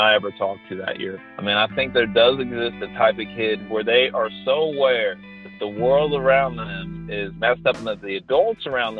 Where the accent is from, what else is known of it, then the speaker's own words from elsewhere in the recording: Texas coast, United States; moved away as an adult; now in Indiana, United States; I grew up on the Texas coast